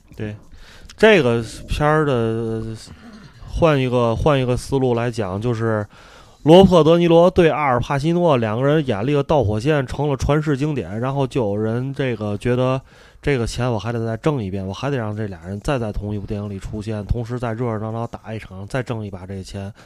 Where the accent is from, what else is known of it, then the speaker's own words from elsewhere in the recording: China; 跟我们中国人的意识形态差距甚远